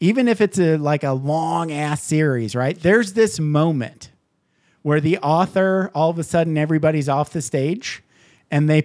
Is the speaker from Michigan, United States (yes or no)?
yes; Upper Peninsula, Michigan, United States; accent: Canadian or Minnesotan; I'm from Upper Peninsula, Michigan. Yeah. So we all sound either Canadian or from Minnesota